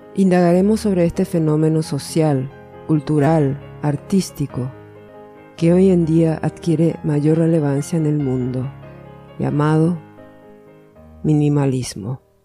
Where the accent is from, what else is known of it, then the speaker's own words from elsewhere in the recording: Asunción, Paraguay; also born or lived in Rio de Janeiro, Brazil / Argentina; Y yo soy asuncena. Viví toda mi vida en Asunción, salvo que nací en Río de Janeiro, Brasil. Pero a los cuatro años volvimos